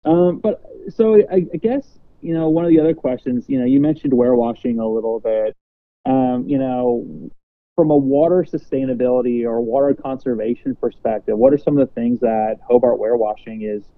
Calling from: Toronto, Ontario, Canada; I'm speaking from Toronto, and, you know, the differences in plate size from a restaurant here in Toronto versus what you see at a very similar restaurant in the U.S. is always quite amusing to me.

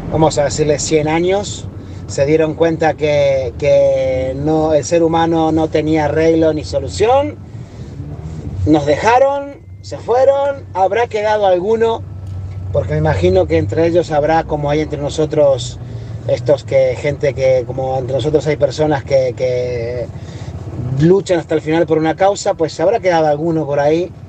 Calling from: Barcelona, Catalonia, Spain; aquí de Barcelona

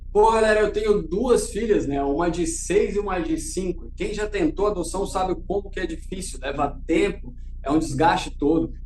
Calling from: Florianópolis, Santa Catarina, Brazil; also born or lived in São Paulo; eu falo de Florianópolis

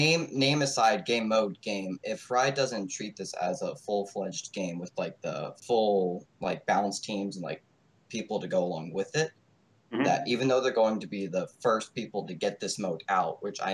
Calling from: South Carolina, United States; Boring old United States.

